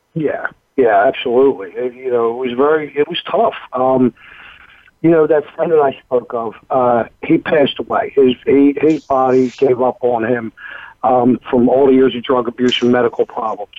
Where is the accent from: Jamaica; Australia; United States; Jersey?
United States; Philadelphia, Pennsylvania; moved away as an adult; now in Knoxville, United States; I grew up in Philadelphia, Pennsylvania, very Irish Catholic neighborhood